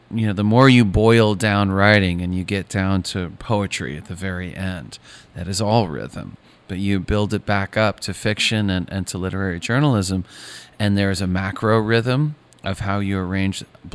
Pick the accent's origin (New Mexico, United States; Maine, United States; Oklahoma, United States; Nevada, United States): Maine, United States; I grew up in Northern Maine